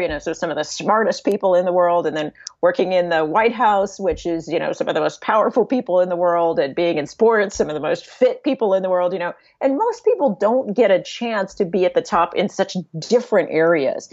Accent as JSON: {"language": "English", "town": "San Diego", "region": "California", "country": "United States", "tie": "born or raised there", "moved": "yes", "said": "I grew up in San Diego"}